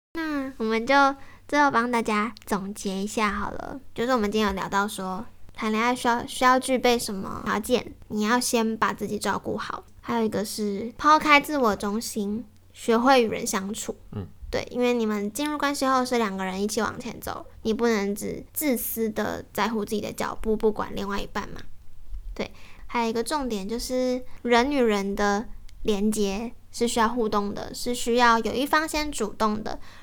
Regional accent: Yilan County, Taiwan; moved away; 因为我小时候是爷爷奶奶带我长大，所以我，嗯，小时候在宜兰的时候，假日爸爸妈妈会回来看我

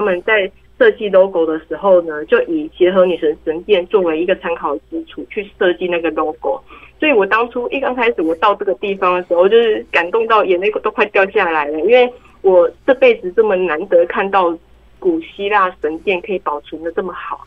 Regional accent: Taiwan; also born or lived in Italy; 我们台湾人

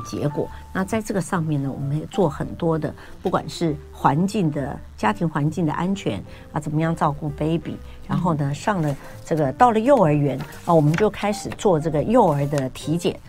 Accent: Taiwan; 我们台湾这边

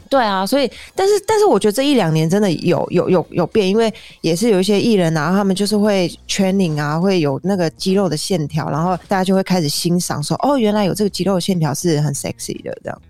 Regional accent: Taiwan; moved away; 我是一个台湾人

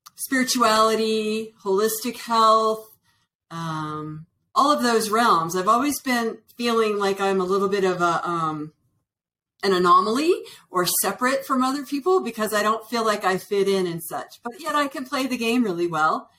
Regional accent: Northern Virginia, United States; also born or lived in Washington D.C. / Colorado; now in Santa Fe, United States; I was originally born in Washington D.C. and I was raised in Northern Virginia

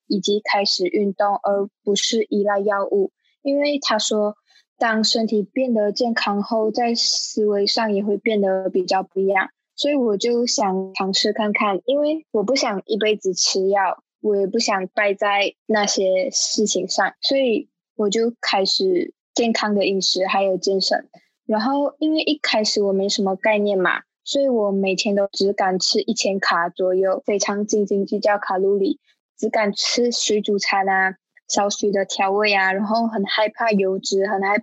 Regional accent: Malaysia; moved away as an adult; now in Taiwan; 我来自马来西亚，然后我目前在台湾的大学念书，

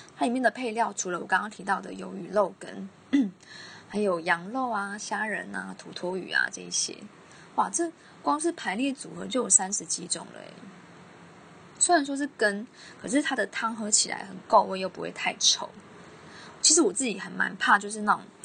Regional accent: southern Taiwan, Taiwan; 我们南部人

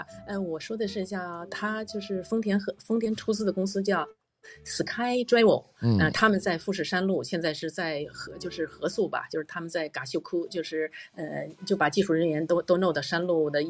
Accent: Tianjin, China; now in Tokyo, Japan; 啊，我我这呃，我是天津人，

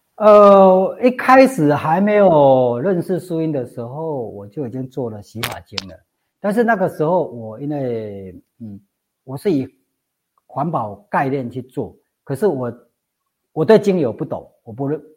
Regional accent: Zhongpu, Chiayi County, Taiwan; 我老家是中埔乡

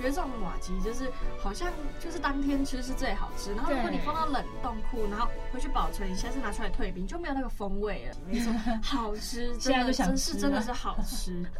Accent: Taiwan; 最终啦还是要回归到我们的土地，我们的家乡这样子。

